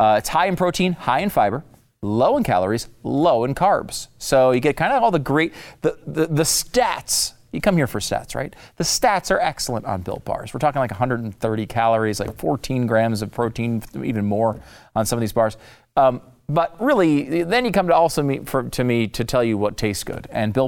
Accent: Connecticut, United States; I'm not like really a gun guy. I mean, I grew up in Connecticut.

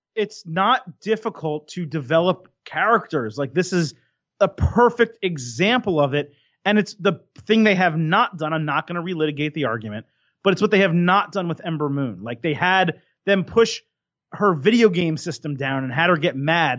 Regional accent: United States; growing up in America

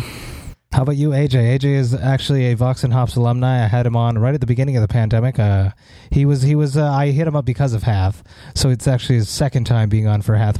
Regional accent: Montreal, Quebec, Canada; see a big ass show in my hometown

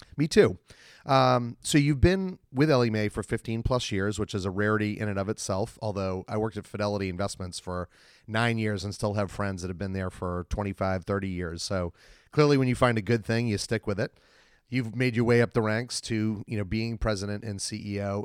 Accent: Boston, Massachusetts, United States; I'm from Boston as well

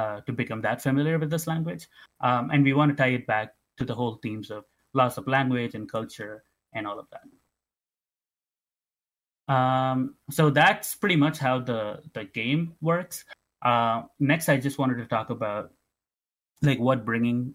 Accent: Tamil Nadu, India; now in Canada; Growing up in Tamil Nadu

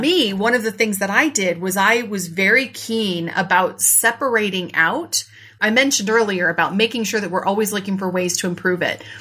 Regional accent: Iowa, United States; Iowa, my home state

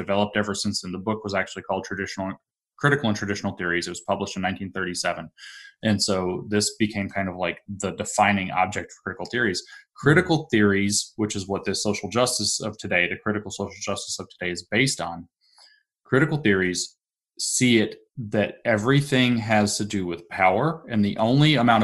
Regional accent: the South, United States; now in Appalachia, United States; growing up in the South

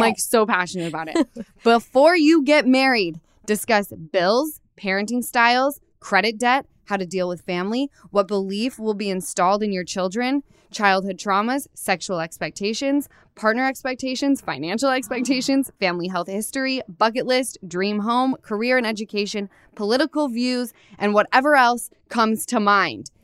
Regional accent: Utah, United States; now in Los Angeles, United States; I come from Utah

